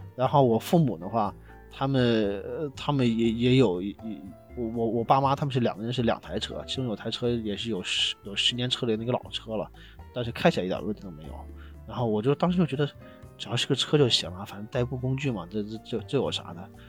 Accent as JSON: {"language": "Chinese", "town": "Xi'an", "region": "Shaanxi", "country": "China", "said": "我是西安的，然后跑到我们西安南边这个这个祁岭山里边"}